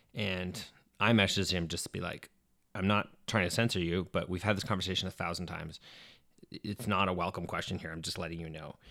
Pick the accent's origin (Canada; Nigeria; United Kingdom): Canada; Edmonton, Alberta; I'm from Edmonton, where, uh, in my last year of high school